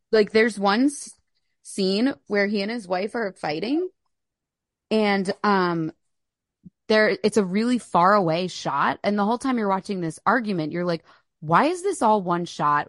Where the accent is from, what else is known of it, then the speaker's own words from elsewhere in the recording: Philadelphia, Pennsylvania, United States; We're both from Philly, both born in Philly